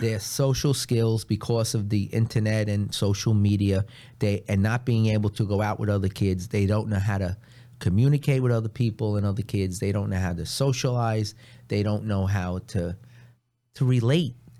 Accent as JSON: {"language": "English", "town": "New York City", "region": "New York", "country": "United States", "tie": "born or raised there", "said": "I grew up in Long Island City."}